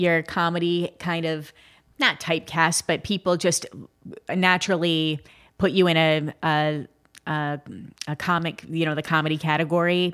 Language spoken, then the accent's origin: English; Midwest, United States; I'm from the Midwest